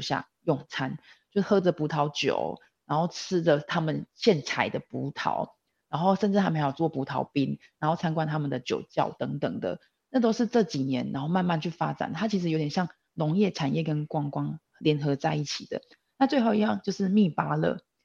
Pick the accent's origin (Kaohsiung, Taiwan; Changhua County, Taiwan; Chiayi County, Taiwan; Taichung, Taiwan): Changhua County, Taiwan; moved away as an adult; also born or lived in Taipei; 我本身是彰化人，呃，我的小孩也留在彰化，留在娘家这边照顾